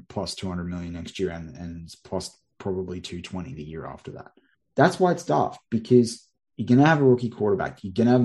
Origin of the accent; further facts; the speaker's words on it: Australia; some Australian on the other side of the world